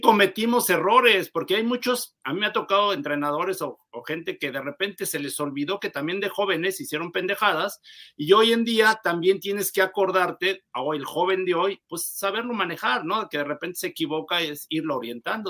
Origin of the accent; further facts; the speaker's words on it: Mexico; como mexicanos